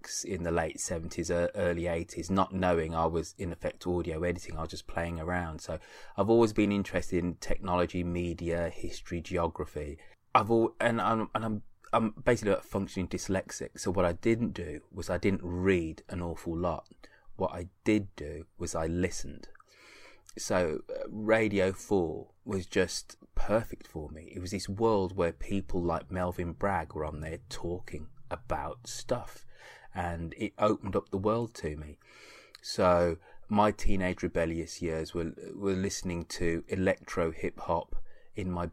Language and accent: English; Birmingham, West Midlands, United Kingdom; being from where I grew up in Birmingham, which was is a relatively working class, upper working class city in the United Kingdom